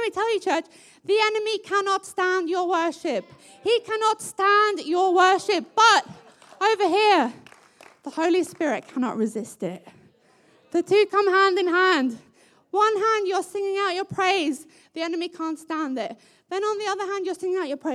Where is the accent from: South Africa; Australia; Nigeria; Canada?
South Africa; my South African family